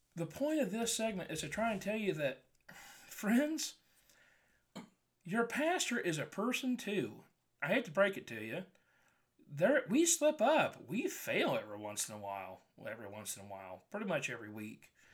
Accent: Wilkinson, Indiana, United States; my dad went to the elementary school in Wilkinson, Indiana.

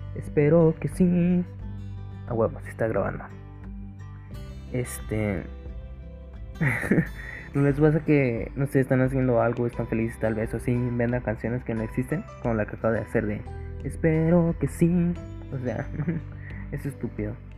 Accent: Guadalajara, Jalisco, Mexico; yo soy de GDL, GDL, GDL, Jalisco.

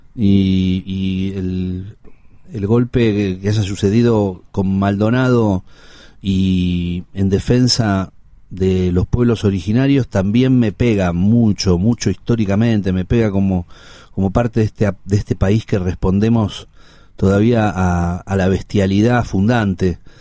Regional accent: Buenos Aires, Argentina; yo nací en Ángel Gallardo y, Parral, hoy Honorio Puerredón, a media cuadra del Cid Campeador que es como la, frontera de Villa Crespo.

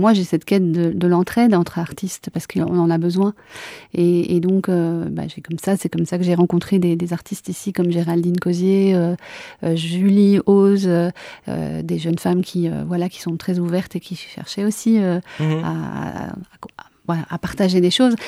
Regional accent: Cantal, Auvergne-Rhône-Alpes, France; now in Liège, Belgium; je suis née dans le Cantal

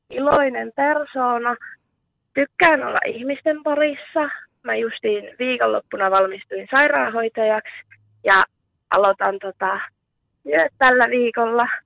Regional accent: South Ostrobothnia, Finland; moved away; No tota, minähän olen muuttanut 2019 tuolta Etelä-Pohjanmaalta tänne Savonmaille ja

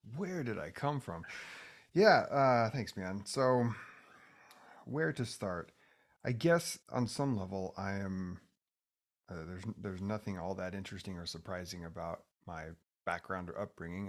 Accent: Oregon, United States; I grew up in Oregon

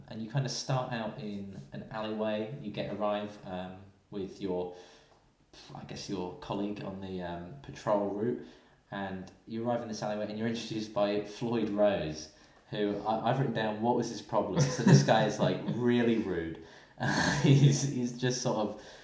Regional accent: United Kingdom; we're both from Britain

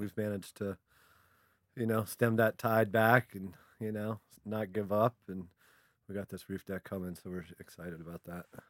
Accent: Vienna, Virginia, United States; I grew up in Vienna

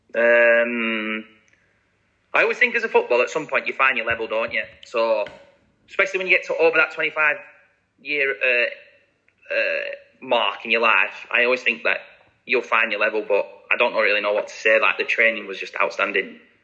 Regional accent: Blackburn, North West England, United Kingdom; moved away; signed scholarship forms at 16 at Blackburn, my hometown club.

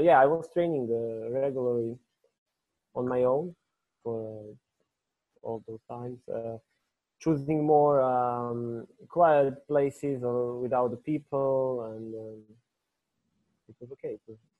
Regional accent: Kraljevo, Šumadija and Western Serbia, Serbia; I was in my hometown in Kraljevo

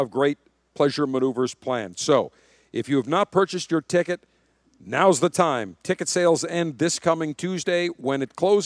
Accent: Buffalo, New York, United States; now in Florida, United States; my hometown, Buffalo, New York

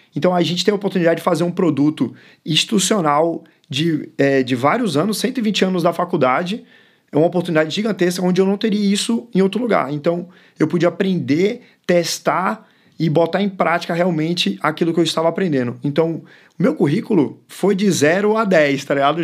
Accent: Bahia, Brazil; first language English; Portuguese is a second language; also born or lived in São Paulo / Chile; Eu nasci em São Paulo, fui criado na Bahia minha primeira língua foi o inglês e eu tenho dupla nacionalidade, eu sou chileno e brasileiro ao mesmo tempo.

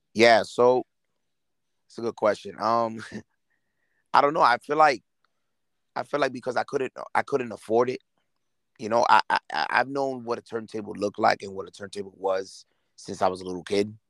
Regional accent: New York City, New York, United States; moved away; also born or lived in Lawrence, Massachusetts; I moved to Lawrence in '97, and then I left in 2009 to New York, back to New York, because I'm originally from Brooklyn, so which I currently live now

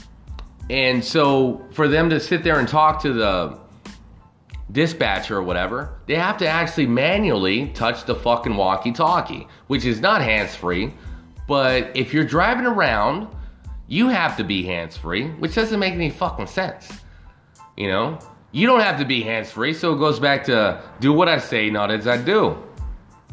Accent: United States; as an American

